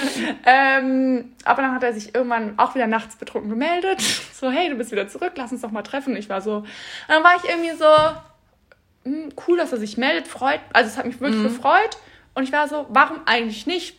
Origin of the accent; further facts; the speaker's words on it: Bad Honnef, North Rhine-Westphalia, Germany; wir kommen beide aus Bad Honnef und sind beide der gleiche Jahrgang